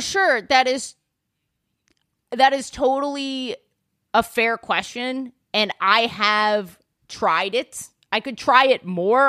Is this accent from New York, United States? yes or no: yes; New York City, New York, United States; I grew up, like, in Yorkville